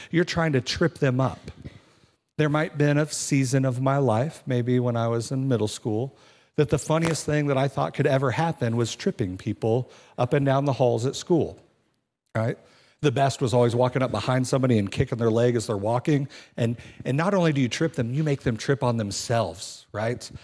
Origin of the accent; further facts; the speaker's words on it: Kansas City, United States; moved away; I'm from Kansas City